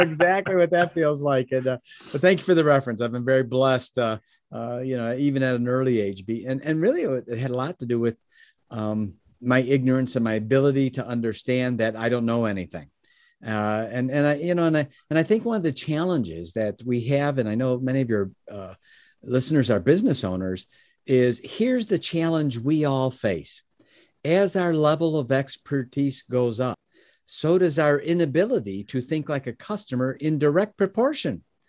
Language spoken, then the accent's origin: English; Chicago, Illinois, United States; moved away as an adult; also born or lived in Oak Brook, Illinois; now in Michigan, United States; I was born in Chicago, Chicago, Illinois. Um, I live in Michigan now, but first thirty years of my life was in Chicago